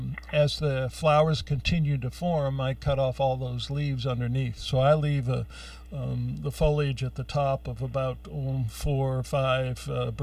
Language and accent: English; Youngstown, Ohio, United States; I grew up in Youngstown, Ohio. And that was, you know, the rust bucket between Cleveland, Youngstown, Pittsburgh.